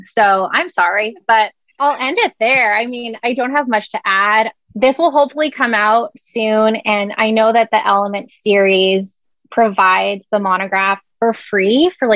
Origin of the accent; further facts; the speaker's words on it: Canada; moved away; I'm Canadian.